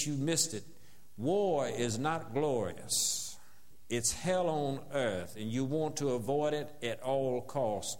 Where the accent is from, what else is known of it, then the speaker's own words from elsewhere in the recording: the South, United States; as a Southerner growing up in the South